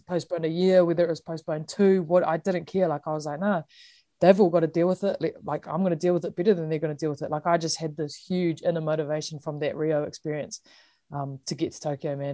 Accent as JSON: {"language": "English", "country": "New Zealand", "said": "being a Kiwi"}